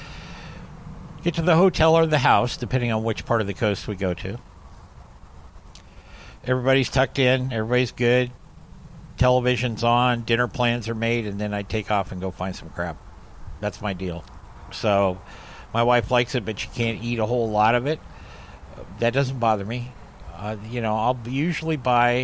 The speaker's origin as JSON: {"language": "English", "region": "Oregon", "country": "United States", "said": "I'm from Oregon"}